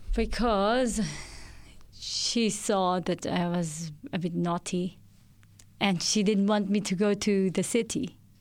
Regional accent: Philippines; moved away as an adult; now in Australia; I'm originally from the Philippines and I moved here three and a half years ago

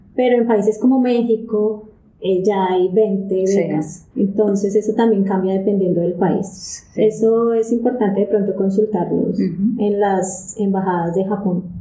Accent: Colombia; moved away as an adult; now in Japan; yo soy colombiana

